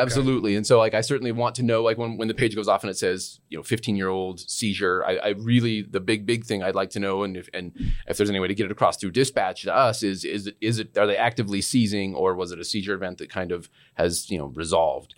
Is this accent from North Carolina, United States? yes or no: no; Utah, United States; moved away as an adult; also born or lived in Arizona / New Mexico; now in Albuquerque, United States; I'm from Utah